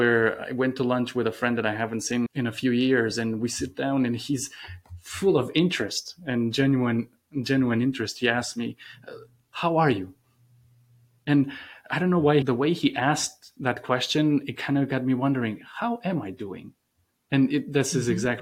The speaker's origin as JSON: {"language": "English", "country": "Romania", "tie": "born or raised there", "moved": "as an adult", "lives_now": "United States", "said": "growing up in Romania."}